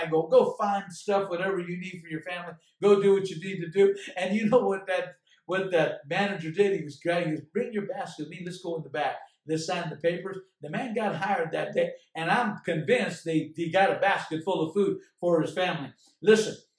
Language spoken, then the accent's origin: English; United States; I am an American. I'm living in a blessed country